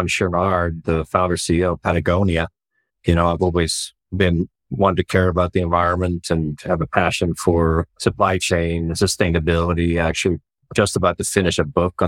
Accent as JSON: {"language": "English", "country": "Sweden", "tie": "born or raised there", "also_born_or_lived": "Dallas / San Francisco", "moved": "as an adult", "lives_now": "United States", "said": "Well, I grew up in Sweden, so born and raised in Sweden."}